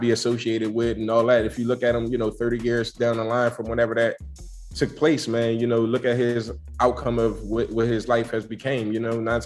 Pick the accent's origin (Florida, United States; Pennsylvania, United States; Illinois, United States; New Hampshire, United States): Pennsylvania, United States; Philadelphia; I'm from Philadelphia